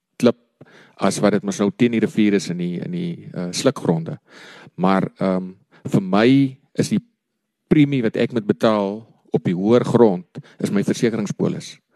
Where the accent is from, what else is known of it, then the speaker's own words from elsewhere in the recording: Kanoneiland, Northern Cape, South Africa; also born or lived in Stellenbosch / Upington; My oupa het in 1937 die eerste grond in Kanon Eiland gekoop ehm um, my pa daar groot geraak, ek het daar groot geraak